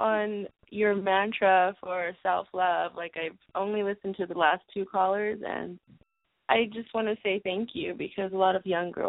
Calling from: Los Angeles, California, United States; I'm in Los Angeles.

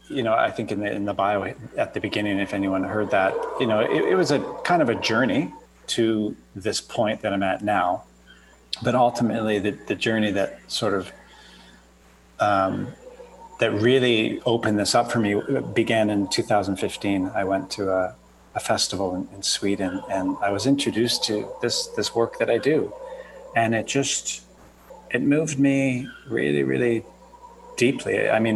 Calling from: Costa Rica; Today, Costa Rica, out of all places.

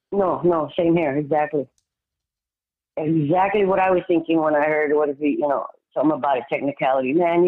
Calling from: San Antonio, Texas, United States; San Antonio.

